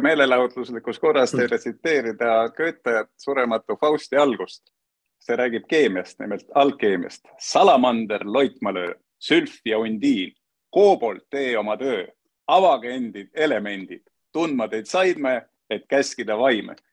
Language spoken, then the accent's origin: Estonian; Tallinn, Harju County, Estonia; minu kodulinn Tallinn